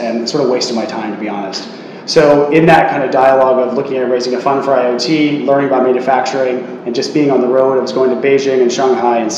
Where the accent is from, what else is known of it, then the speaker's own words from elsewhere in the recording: East Coast of the United States, United States; accent: American; moved away as an adult; now in Hong Kong; I grew up in the East Coast of the States